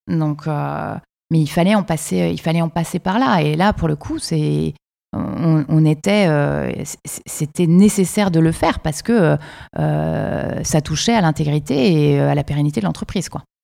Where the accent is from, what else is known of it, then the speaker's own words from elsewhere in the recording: Quebec City, Quebec, Canada; qu'est-ce qu'on vient nous amener les Français chez nous à Québec